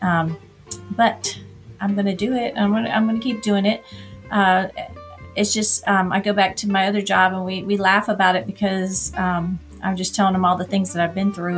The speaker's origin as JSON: {"language": "English", "town": "Orlando", "region": "Florida", "country": "United States", "tie": "born or raised there", "moved": "as an adult", "lives_now": "Atlanta, United States", "said": "I'm from Orlando, and I guess growing up there it wasn't."}